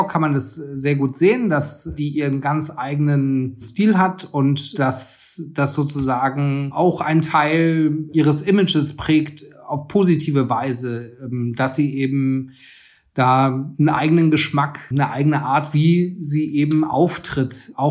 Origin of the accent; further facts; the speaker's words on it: Frankfurt, Hesse, Germany; Ich bin in Frankfurt aufgewachsen und da hat man in den 90er Jahren auch einen sehr eigenen Kleidungsstil gehabt.